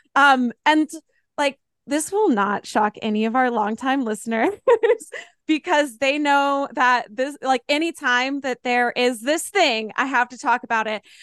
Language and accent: English; Asheville, North Carolina, United States; I grew up in the Asheville area